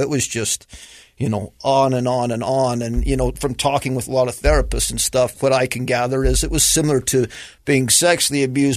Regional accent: Fillmore, Utah, United States; I was born in Fillmore, mm-hmm. First territorial capital

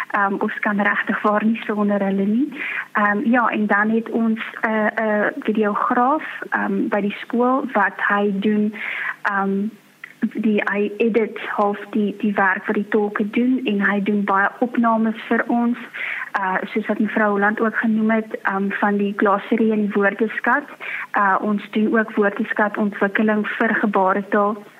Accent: Free State, South Africa; now in Worcester, South Africa; ek is van die Vrystaat

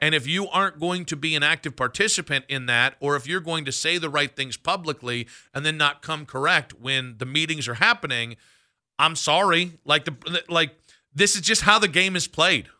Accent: Cleveland area, Ohio, United States; when I say I'm from Cleveland, I really, I am from Wadsworth. I am from Peninsula.

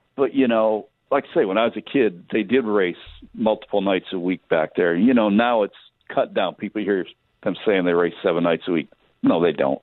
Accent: Michigan, United States; now in California, United States; I grew up in Michigan

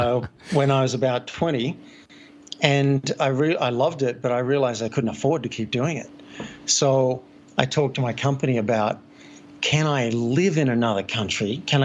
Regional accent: Sydney, New South Wales, Australia; now in Boulder, United States; And I live in Boulder, but I am from Sydney.

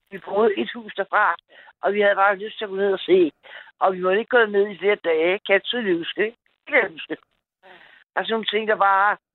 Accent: Gentofte, Capital Region of Denmark, Denmark; born or raised there; also born or lived in Rome, Italy

